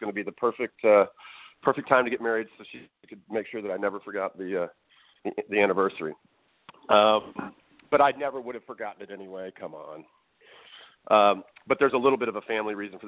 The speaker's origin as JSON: {"language": "English", "town": "Dallas", "region": "Texas", "country": "United States", "tie": "born or raised there", "also_born_or_lived": "North Carolina", "said": "Born and raised in Dallas, Texas"}